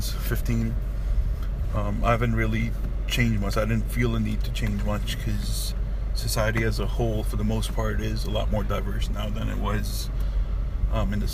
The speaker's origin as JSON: {"language": "English", "country": "Pakistan", "tie": "born or raised there", "moved": "yes", "lives_now": "United States", "said": "when I was 8, 9, 10 years old as a kid, even growing up in Pakistan."}